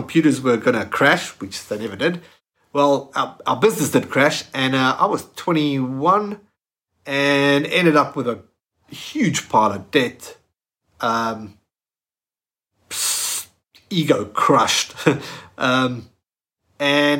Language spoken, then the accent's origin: English; South Africa; moved away as an adult; now in Australia; I'm from South Africa. I just moved to Australia at that time.